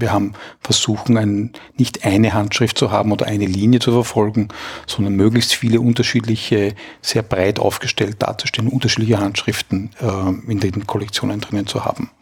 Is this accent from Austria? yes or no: yes; Austria; als Österreicher